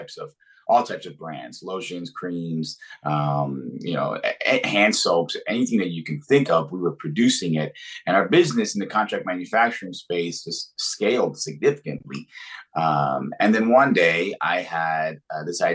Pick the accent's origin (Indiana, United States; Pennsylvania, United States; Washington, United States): Pennsylvania, United States; Philadelphia; I'm from Philadelphia